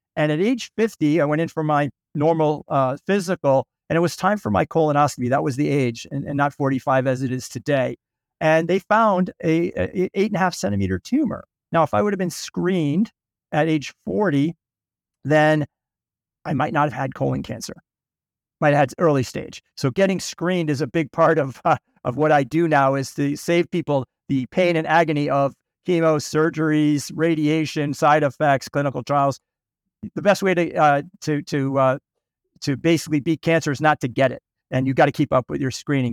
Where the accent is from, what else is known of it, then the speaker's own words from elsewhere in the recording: Boston, Massachusetts, United States; also born or lived in St. Louis, Missouri; I was born in, uh, Saint Louis, but I grew up in Boston, the suburbs of Boston